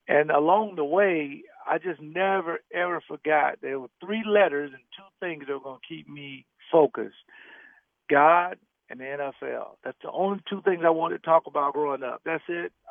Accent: the South, United States; growing up as a young man, I'm from the South, so that meant we go to church like 200 days a week.

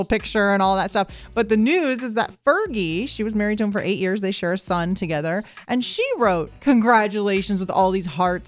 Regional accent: Tampa, Florida, United States; I'm from Tampa

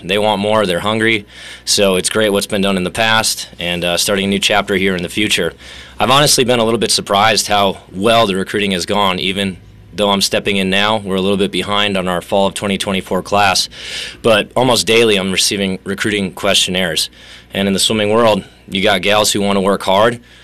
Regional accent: Sturgeon Bay, Wisconsin, United States; moved away as an adult; also born or lived in Colorado / Milwaukee, Wisconsin / Florida / Sydney; now in Kearney, United States; I grew up in Sturgeon Bay, Wisconsin.

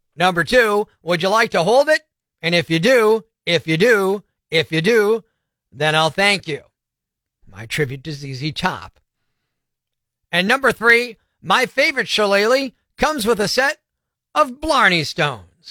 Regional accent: United States; I happen to be a U.S. citizen mostly because I was born here

